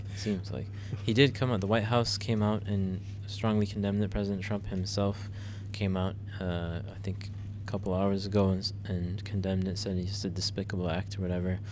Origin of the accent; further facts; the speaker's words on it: United States; as an American